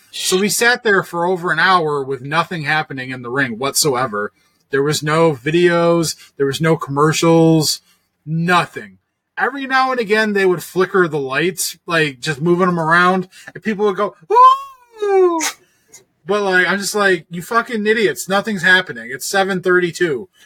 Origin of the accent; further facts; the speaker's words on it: Ohio, United States; me being from Ohio